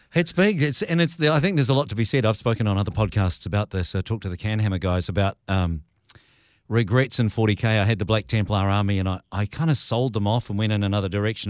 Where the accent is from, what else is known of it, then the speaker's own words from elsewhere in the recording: New Zealand; as a Kiwi